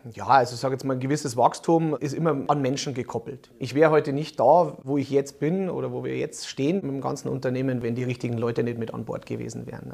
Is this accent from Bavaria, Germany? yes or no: yes; Munich, Bavaria, Germany; als Münchner